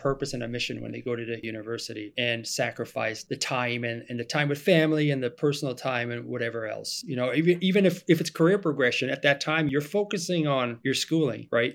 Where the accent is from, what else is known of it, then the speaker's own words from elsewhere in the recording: Germany; English is a second language; moved away as an adult; now in United States; I am originally from Germany. I was born and raised in Germany